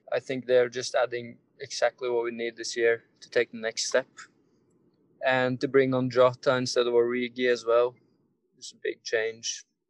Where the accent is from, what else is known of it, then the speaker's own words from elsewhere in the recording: Norway; I'm from Norway.